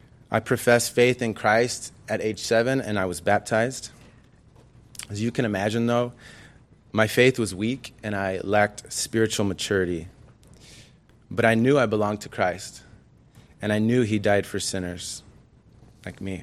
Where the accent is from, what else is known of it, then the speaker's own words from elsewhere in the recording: Anaheim, California, United States; also born or lived in Ontario, California; I was born in Anaheim, the second of three children, all boys